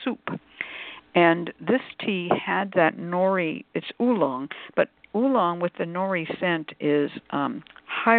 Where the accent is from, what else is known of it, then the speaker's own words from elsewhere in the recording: California, United States; I come from California.